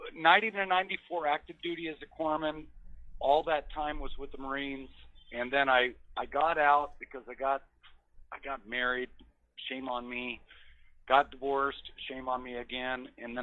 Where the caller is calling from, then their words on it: Colorado, United States; I'm in Colorado.